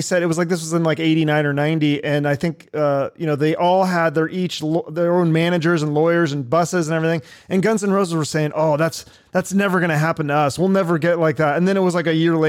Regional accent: Seattle, Washington, United States; He's from my hometown

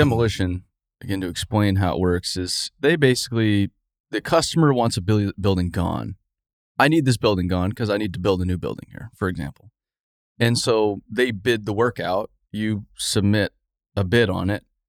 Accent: Arizona, United States; I grew up in Arizona.

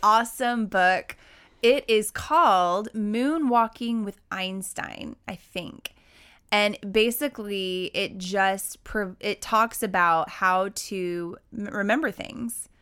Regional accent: Oklahoma, United States; growing up in Oklahoma

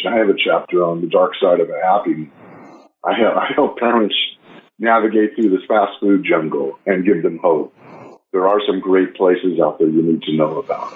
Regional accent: Los Angeles, California, United States; I grew up in Los Angeles

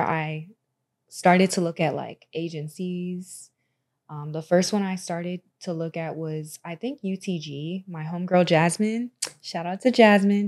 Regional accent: Tampa, Florida, United States; also born or lived in Orlando, Florida; I'm from Tampa, I'm from Florida

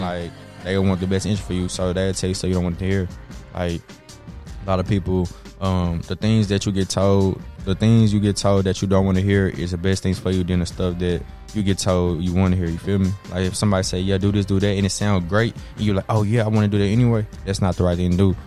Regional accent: Dallas, Texas, United States; I'm from Dallas, so I'm from Texas.

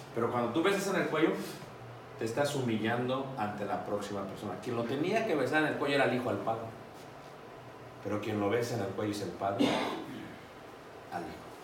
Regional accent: Mexico City, Mexico; yo me crié en Ciudad de México

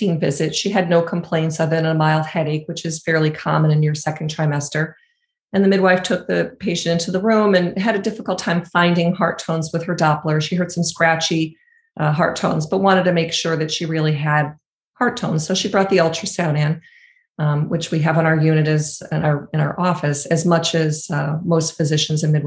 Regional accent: Danbury, Connecticut, United States; I actually was born in Danbury Hospital. I'm from Danbury.

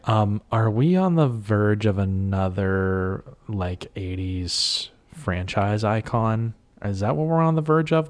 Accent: Western Pennsylvania, United States; I'm from Western P

